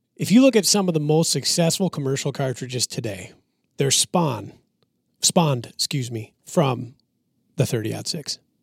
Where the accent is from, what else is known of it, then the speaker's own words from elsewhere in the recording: Minnesota, United States; I'm from Minnesota.